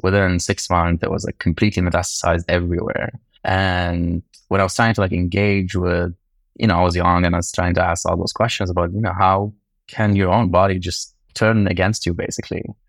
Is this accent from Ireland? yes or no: no; Lebanon; moved away; I grew up in Lebanon